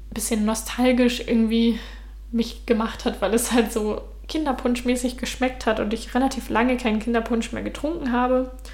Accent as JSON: {"language": "German", "country": "Germany", "also_born_or_lived": "Utrecht, Netherlands", "first_language": "German", "moved": "as an adult", "lives_now": "Denmark", "said": "ich bin jetzt aus Deutschland weggegangen, ich bin jetzt im Ausland"}